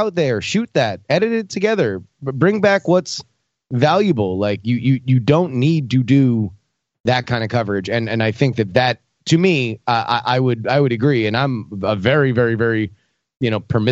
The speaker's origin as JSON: {"language": "English", "country": "United States", "said": "I'm American"}